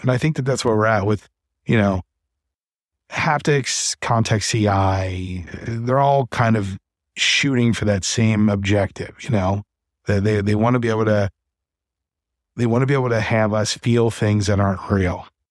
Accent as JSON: {"language": "English", "town": "Cincinnati", "region": "Ohio", "country": "United States", "tie": "born or raised there", "said": "they're based in Cincinnati, which is my hometown"}